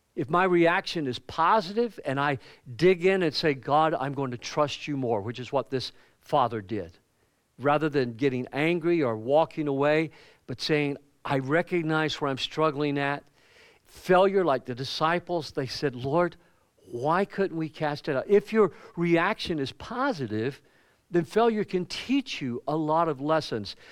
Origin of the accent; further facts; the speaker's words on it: the Bible Belt of the South, United States; moved away as an adult; growing up in the Bible Belt of the South, it was just, you know, Christianity was everywhere